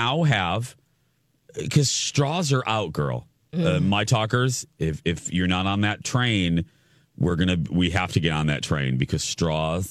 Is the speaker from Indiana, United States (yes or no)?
yes; Indiana, United States; I'm from Indiana